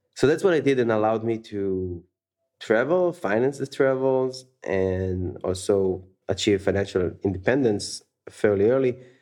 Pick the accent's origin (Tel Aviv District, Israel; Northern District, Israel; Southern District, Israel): Tel Aviv District, Israel; Tel Aviv; moved away as an adult; also born or lived in San Francisco; born and raised in Tel Aviv, Israel, where I spent half my life